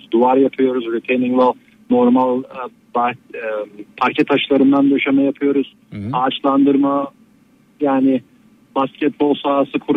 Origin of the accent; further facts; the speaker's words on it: Elbistan, Kahramanmaraş, Turkey; geri kalanı da Türkiye'de yaşadığım, doğduğum e, ve büyüdüğüm şehir Elbistan olduğu e, ortaya çıktı.